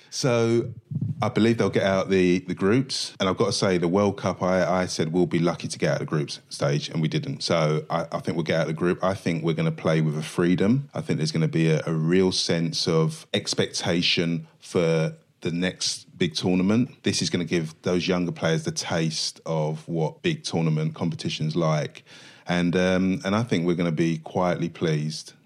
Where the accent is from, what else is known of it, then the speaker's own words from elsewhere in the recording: London, United Kingdom; I grew up in Stratford, East London, lived on the seventeenth floor of a block of flats